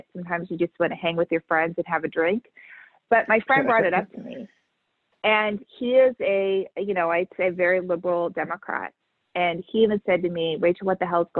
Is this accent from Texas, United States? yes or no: no; Southern California, United States; I grew up in Southern California.